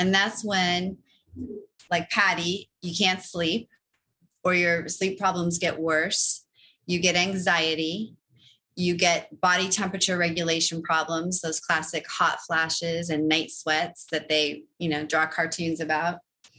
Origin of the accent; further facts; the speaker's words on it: Los Angeles, California, United States; I grew up in Los Angeles in California.